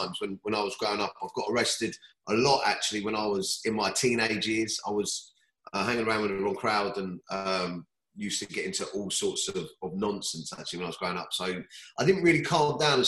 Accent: Surrey, South East England, United Kingdom; also born or lived in Clapham, London; I grew up around Surrey, actually, down where I'm living now, near like Woking and Weybridge

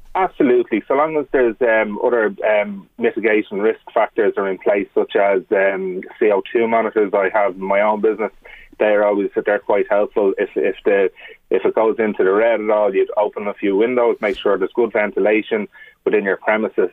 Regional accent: Ireland; we're Irish, and we love chatting, we love socialising.

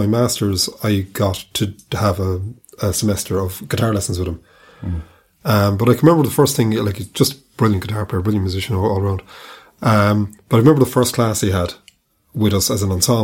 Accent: Cork, Munster, Ireland; I'm from Cork

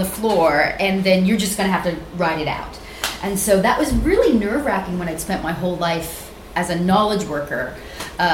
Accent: Central Valley of California, United States; also born or lived in San Francisco; I grew up in the Central Valley of California, which has a dominant Mexican population.

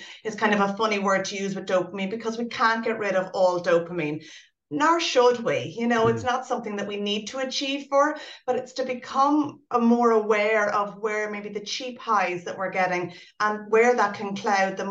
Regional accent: Ireland; we're an Irish society

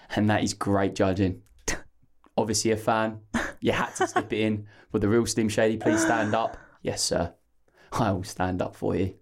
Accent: Essex, East of England, United Kingdom; I'm from Essex, so, uh, We just phonetically say everything.

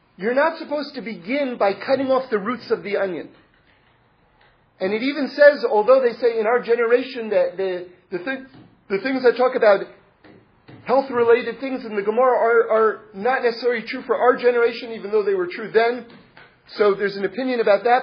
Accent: New York City, New York, United States; moved away; I grew up in New York City, but I find myself in Los Angeles also

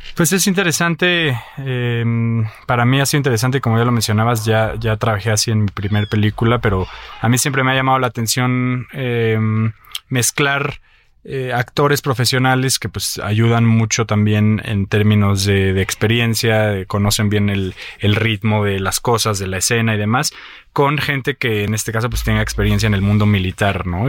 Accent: Mexico; lo que yo vivo como mexicano

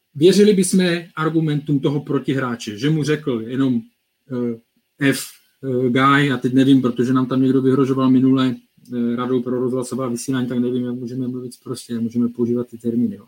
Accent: Czechia; my jako Češi

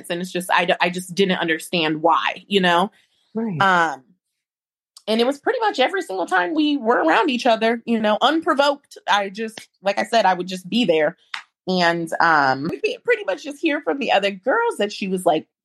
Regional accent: Midwest, United States; I'm a Midwesterner at heart.

